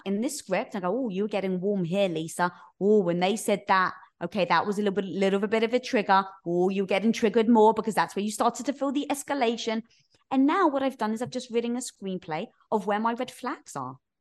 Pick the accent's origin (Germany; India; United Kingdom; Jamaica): United Kingdom; London; moved away as an adult; now in United States; That's where I was from, North London